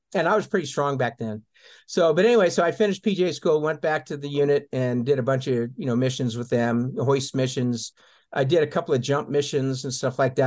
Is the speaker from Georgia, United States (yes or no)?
no; Colorado, United States; also born or lived in England; now in Tucson, United States; I was raised pretty much in Colorado in the mountains